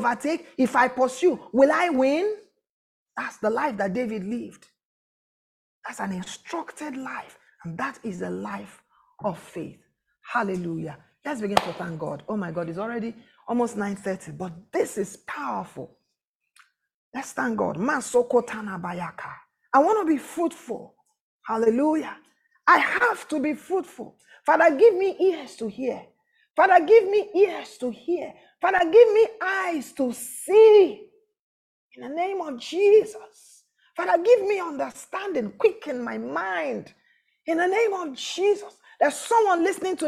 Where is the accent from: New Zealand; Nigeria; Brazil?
Nigeria; Abia; I'm from Abia State